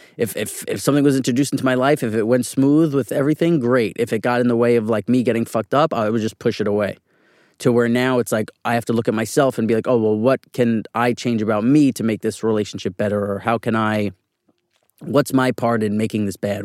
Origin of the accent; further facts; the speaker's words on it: New York City, New York, United States; I was born and raised on, uh, eighty-third Street in Manhattan on the east side